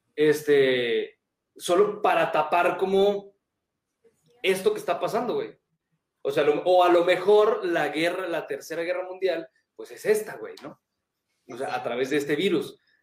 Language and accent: Spanish; Mexico